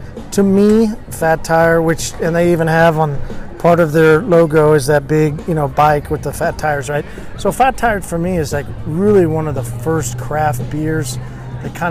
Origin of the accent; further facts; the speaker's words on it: Tulsa, Oklahoma, United States; growing up in Tulsa